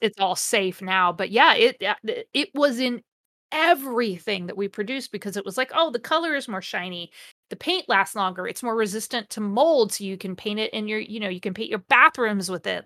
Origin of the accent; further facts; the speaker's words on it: Mansfield, Ohio, United States; I grew up near Mansfield, Ohio